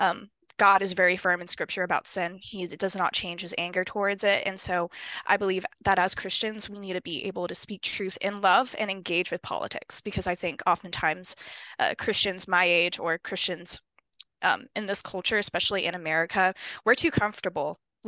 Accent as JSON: {"language": "English", "town": "Honolulu", "region": "Hawaii", "country": "United States", "tie": "born or raised there", "moved": "as an adult", "lives_now": "Arizona, United States", "said": "I was born and raised in Honolulu, Hawaii"}